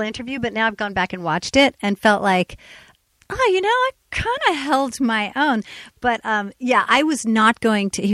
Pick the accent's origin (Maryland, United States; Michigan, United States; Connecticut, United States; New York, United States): New York, United States; Ossining; I grew up in Westchester, New York